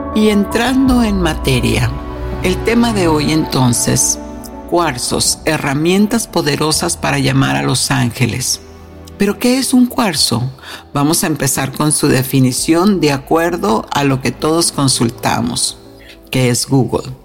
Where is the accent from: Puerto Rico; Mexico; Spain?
Mexico; moved away; en mi tierra natal, México